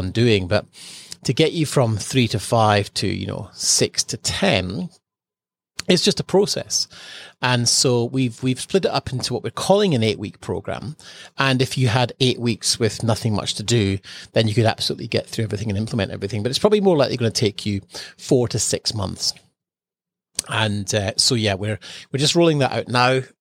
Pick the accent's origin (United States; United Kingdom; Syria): United Kingdom; Edinburgh, Scotland; moved away as an adult; now in Australia; freezing cold growing up in Edinburgh